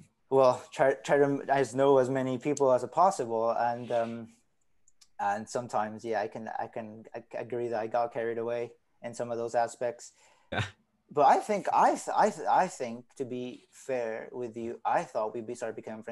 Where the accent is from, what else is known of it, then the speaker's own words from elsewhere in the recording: Mexico City, Mexico; English is a second language; also born or lived in Argentina; now in Canada; I was not born in Mexico City, but I was raised in Mexico City practically. I stayed there for 11 years of my life, same school, same neighborhood, same everything.